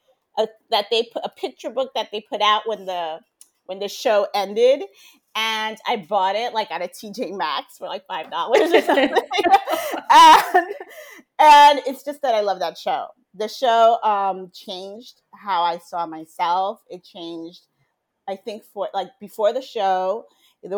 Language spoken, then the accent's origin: English; Haiti; now in Miami, United States; I was growing up in Haiti